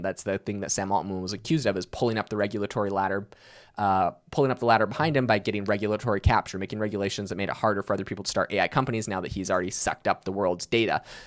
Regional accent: Vancouver Island, British Columbia, Canada; I was born and raised on Vancouver Island, British Columbia, Canada. That's where I've lived my whole life.

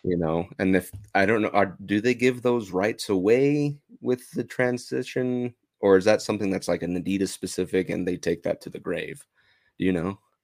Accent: Provo, Utah, United States; I'm from Utah, and I still live in Utah, uh, born and raised in Provo

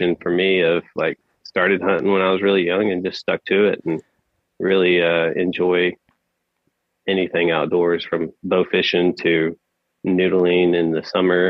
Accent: Oklahoma, United States; I'm born and raised in Oklahoma

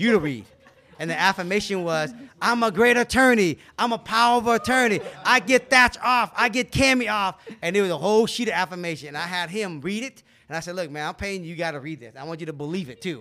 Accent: Seattle, Washington, United States; also born or lived in California; we grew up in Seattle

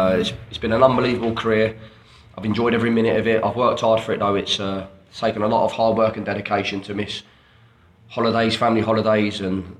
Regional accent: Watford, East of England, United Kingdom; Watford, again, my hometown that I grew up with.

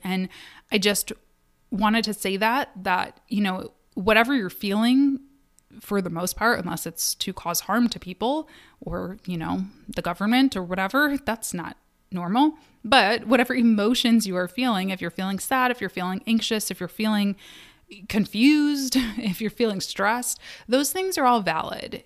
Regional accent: Kalamazoo, Michigan, United States; born or raised there; now in Detroit, United States

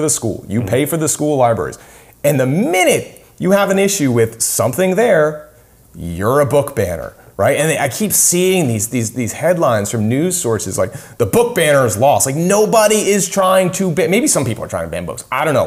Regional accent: New England, United States; moved away; I'm from New England

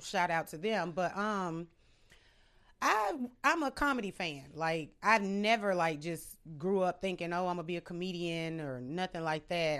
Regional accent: Sterlington, Louisiana, United States; also born or lived in Monroe, Louisiana

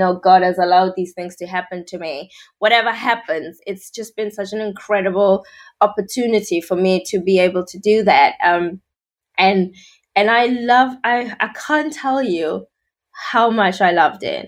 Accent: South Africa; moved away as an adult; now in United Kingdom; I grew up in South Africa

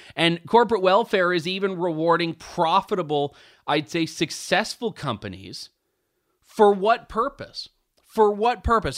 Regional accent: Canada; I'm happy as a Canadian

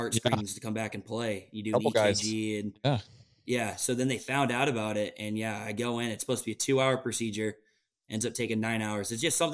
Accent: Council Bluffs, Iowa, United States; moved away as an adult; I came from Council Bluffs, Iowa, you know, a decent town in Iowa

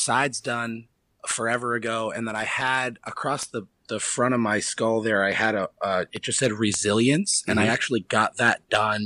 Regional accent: New Hampshire, United States; moved away as an adult; now in Ohio, United States; I grew up in New Hampshire my whole life

